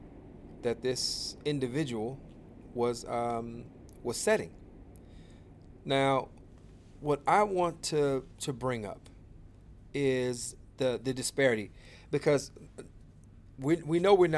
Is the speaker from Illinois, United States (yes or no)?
yes; Chicago, Illinois, United States; I'm from the Inglewood community, went to the Auburn Gresham community, but basically I'm from the south side of Chicago